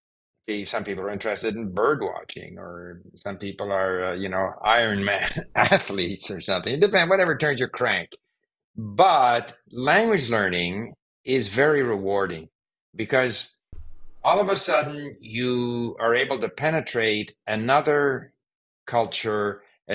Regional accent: Canada; first language Swedish; also born or lived in Sweden; I was born in Sweden, and at the age of 5, my family moved to Canada

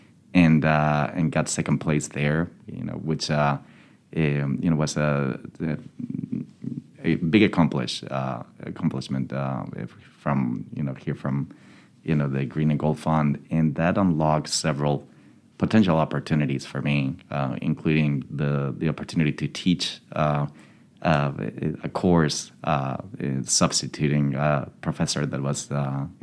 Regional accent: Madrid, Community of Madrid, Spain; moved away as an adult; now in Birmingham, United States; I'm originally from Madrid, Spain, and I came to the U.S. in 2002 to complete my studies in economics here at UAB.

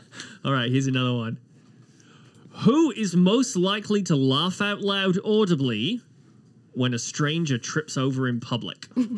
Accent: Wales, United Kingdom; I am a Welshman.

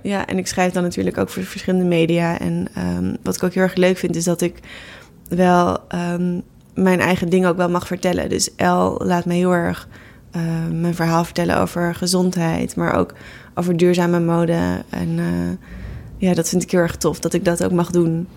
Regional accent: Netherlands; ik ben geboren in Nederland en niet in India

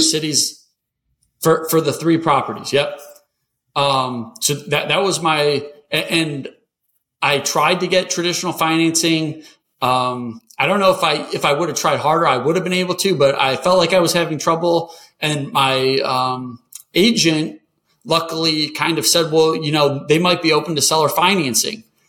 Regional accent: Michigan, United States; moved away; also born or lived in North Carolina; I grew up in Michigan

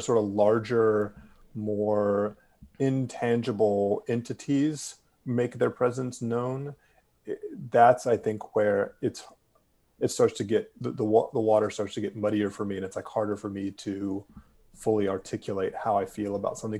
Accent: Durham, North Carolina, United States; my hometown and your longtime home of Durham

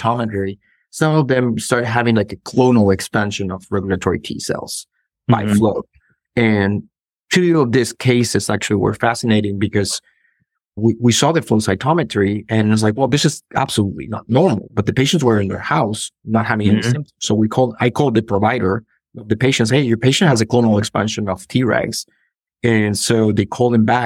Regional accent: northern Peru, Peru; moved away as an adult; also born or lived in Lima, Peru; now in Indiana, United States; I'm originally from Peru. I grew up in a beach town in the north of Peru, but then I moved to Lima

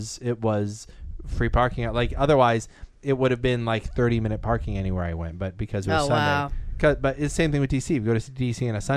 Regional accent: Bethesda, Maryland, United States; I do live in the boondocks, but I grew up near Bethesda. I grew up like walking distance from a metro station in Bethesda.

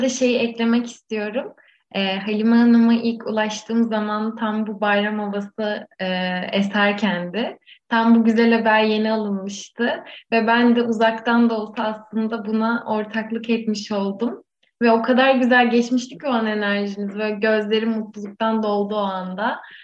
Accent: Muğla, Turkey; Ben de e, hani bir Muğlalı olarak

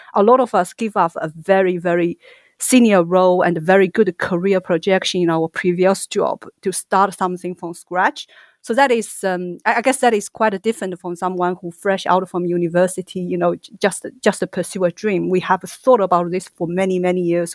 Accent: China; moved away as an adult; also born or lived in Singapore; now in United Kingdom; Originally, I'm from China

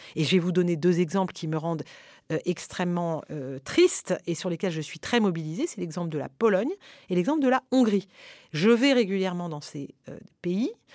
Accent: France; en tant que Français

